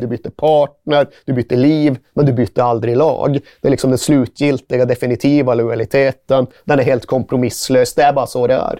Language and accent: Swedish; Malmberget, Norrbotten County, Sweden; Jag kommer inte från London, jag kommer från Malmberget.